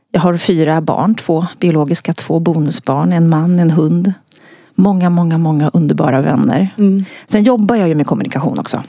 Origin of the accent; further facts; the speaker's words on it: Örnsköldsvik, Västernorrland County, Sweden; moved away; när jag bodde uppe i Örnsköldsvik där jag kommer ifrån